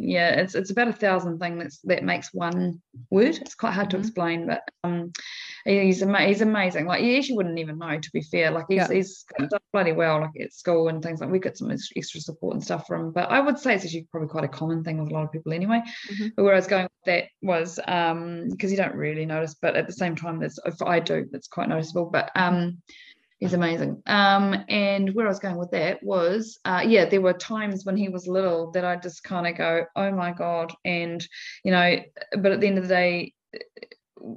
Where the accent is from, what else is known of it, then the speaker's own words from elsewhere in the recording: Manaia, Taranaki, New Zealand; I grew up on a dairy farm